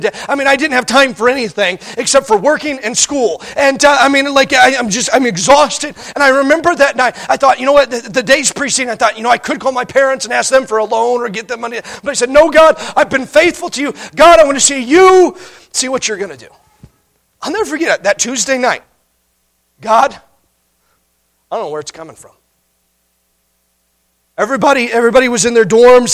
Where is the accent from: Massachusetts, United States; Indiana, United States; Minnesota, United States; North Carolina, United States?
Indiana, United States; now in Montana, United States; When I grew up in Indiana